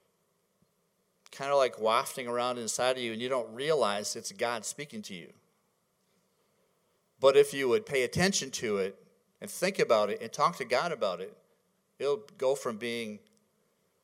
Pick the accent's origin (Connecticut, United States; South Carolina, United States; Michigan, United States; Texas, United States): Michigan, United States; moved away; I'm from Michigan